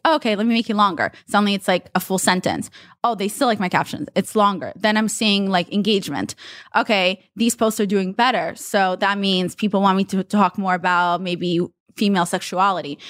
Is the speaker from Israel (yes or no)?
yes; Israel; English is a second language; also born or lived in Russia; now in United States; I'm from Russia. I was raised in Israel, and then we won the green card lottery and moved to the U S.